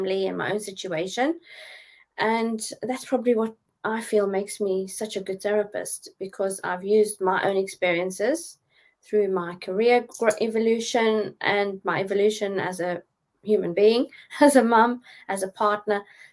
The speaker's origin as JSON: {"language": "English", "country": "South Africa", "accent": "South African", "moved": "as an adult", "lives_now": "Dorchester, United Kingdom", "said": "I'm from South Africa. I've been in the UK for 11 years now."}